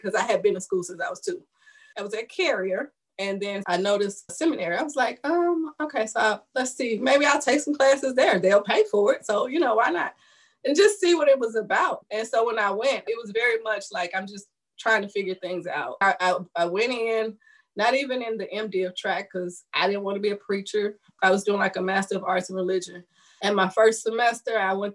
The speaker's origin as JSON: {"language": "English", "town": "St. Louis", "region": "Missouri", "country": "United States", "tie": "born or raised there", "said": "I was born and raised in St. Louis, Missouri, in public housing."}